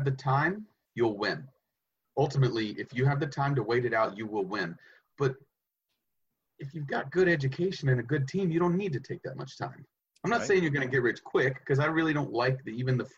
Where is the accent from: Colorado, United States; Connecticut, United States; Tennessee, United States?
Tennessee, United States; East; moved away; I grew up in East Tennessee